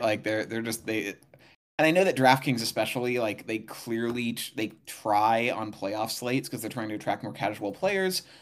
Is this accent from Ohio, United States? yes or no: no; Santa Barbara, California, United States; moved away; I grew up in Santa Barbara, though, in Southern California.